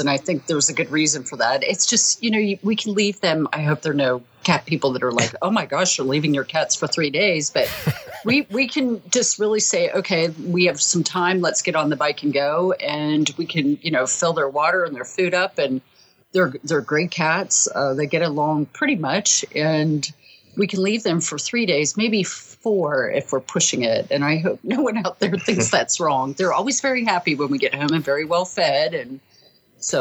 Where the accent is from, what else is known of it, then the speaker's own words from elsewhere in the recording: Salt Lake City, Utah, United States; I'm from Salt Lake City, Utah, and I am a sales manager at a television station